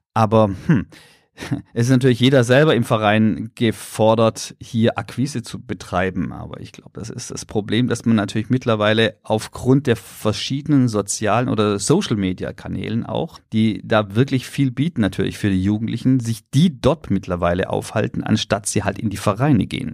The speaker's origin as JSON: {"language": "German", "town": "Pforzheim", "region": "Baden-Württemberg", "country": "Germany", "tie": "born or raised there"}